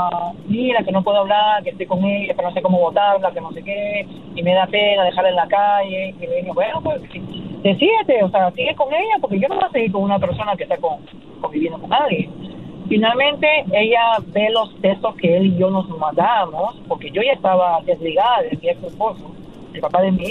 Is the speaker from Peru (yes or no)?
yes; Peru; porque yo soy peruana y ese es el concepto